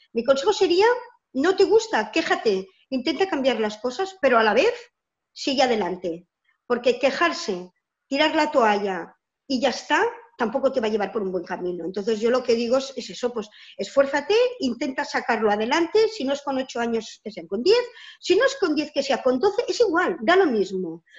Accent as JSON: {"language": "Spanish", "town": "Barcelona", "region": "Catalonia", "country": "Spain", "said": "soy de Barcelona, de Cataluña, una parte de España."}